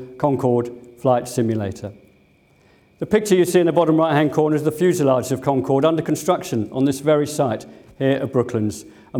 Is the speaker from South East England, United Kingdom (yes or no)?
yes; Sunbury, South East England, United Kingdom; also born or lived in Hampton; I grew up locally. I was born in Sunbury. I went to school in Hampton Grammar as it was then.